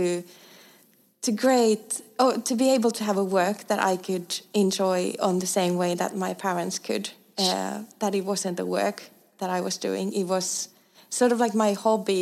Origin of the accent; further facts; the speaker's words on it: Eastern Finland, Finland; moved away as an adult; also born or lived in Stockholm, Sweden; now in Älmhult, Sweden; I come from a similar small, tiny village from eastern part of Finland